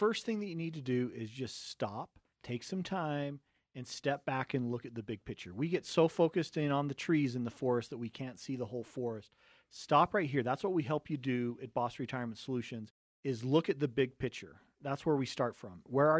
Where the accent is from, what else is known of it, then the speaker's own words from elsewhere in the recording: Cottonwood Heights, Utah, United States; And we come from a family of seven kids. We grew up right here in Cottonwood Heights.